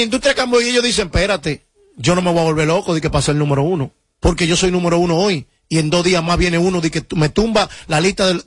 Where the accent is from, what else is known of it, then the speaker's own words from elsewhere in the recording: Dominican Republic; Soy el único dominicano que logra consumir, que logra tener en un disco …, …, …, …, ….